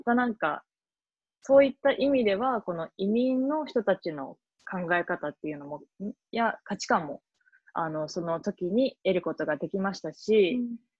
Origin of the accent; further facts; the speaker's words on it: Tokyo, Japan; moved away as an adult; also born or lived in Toronto, Canada; now in Boston, United States; 東京都出身東京で生まれ育ったいわゆる純ジャパ